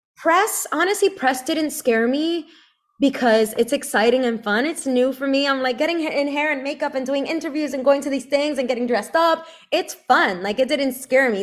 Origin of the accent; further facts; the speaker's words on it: Brooklyn, New York, United States; also born or lived in Connecticut; I grew up in, in Brooklyn